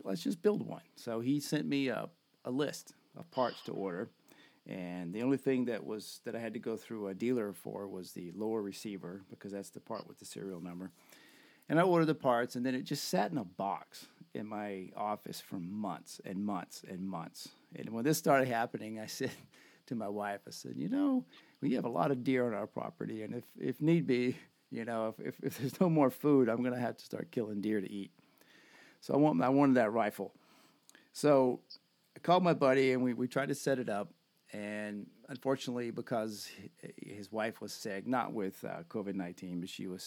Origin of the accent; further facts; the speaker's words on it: United States; We're American